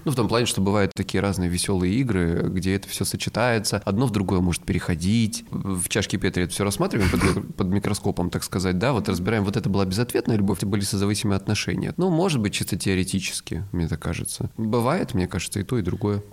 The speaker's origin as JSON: {"language": "Russian", "region": "Krasnodar Krai", "country": "Russia", "said": "я с Кубани"}